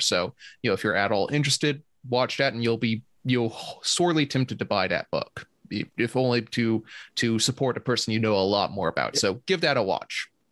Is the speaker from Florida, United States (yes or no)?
no; Georgia, United States